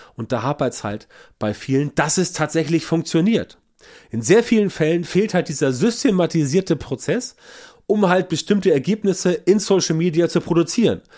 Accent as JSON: {"language": "German", "region": "Northern Germany", "country": "Germany", "said": "bei uns im Norden"}